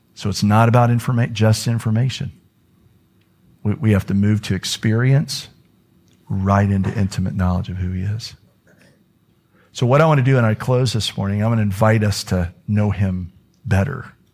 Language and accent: English; Florida, United States; I'm from Florida